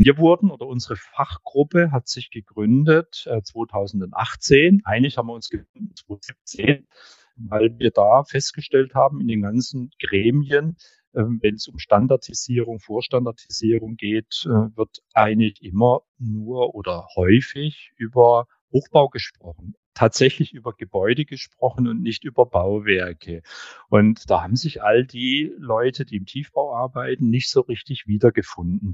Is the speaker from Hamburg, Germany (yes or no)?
yes; Hamburg, Germany; also born or lived in Stuttgart; ich komme aus Hamburg